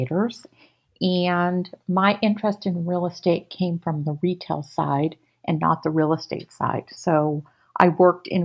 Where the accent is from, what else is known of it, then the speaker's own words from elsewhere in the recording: Moraga, California, United States; also born or lived in New Brunswick, New Jersey; I grew up in California in the East Bay in Moraga